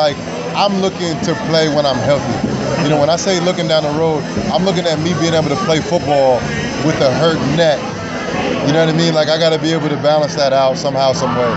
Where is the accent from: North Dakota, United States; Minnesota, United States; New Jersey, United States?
New Jersey, United States; New Brunswick; my hometown, New Brunswick, New Jersey